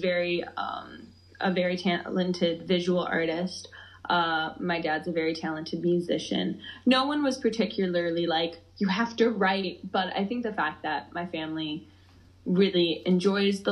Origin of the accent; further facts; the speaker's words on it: Madison, Wisconsin, United States; I was born in Wisconsin, grew up in Wisconsin, Madison girl, born and raised.